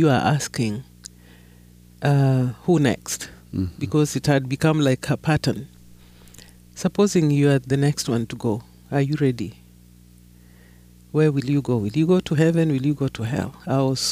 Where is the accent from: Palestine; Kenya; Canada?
Kenya; I grew up in Kenya, not in South Sudan